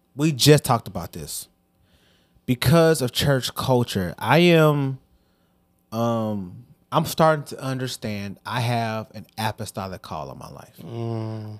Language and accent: English; Hazelwood, Missouri, United States; also born or lived in Bellefontaine Neighbors, Missouri; I came from East, man. Shout out to the Spartans